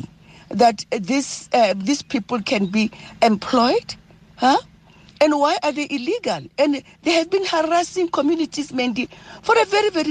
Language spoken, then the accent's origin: English; South Africa; also born or lived in Roodepoort